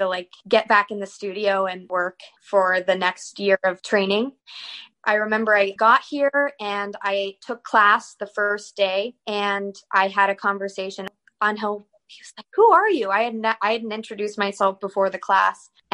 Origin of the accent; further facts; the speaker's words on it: North Carolina, United States; also born or lived in Northern Virginia; now in Philadelphia, United States; And then we moved to North Carolina from there when I was around 8. And that's kind of where I started taking ballet seriously and having most of my memories